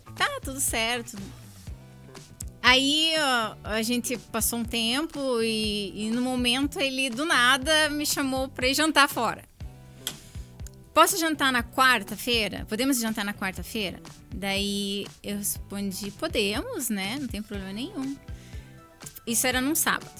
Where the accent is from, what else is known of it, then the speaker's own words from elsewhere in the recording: Curitiba, Paraná, Brazil; a cidade que eu nasci, eu nasci em Curitiba, amo Curitiba e escolhi Curitiba para criar o meu filho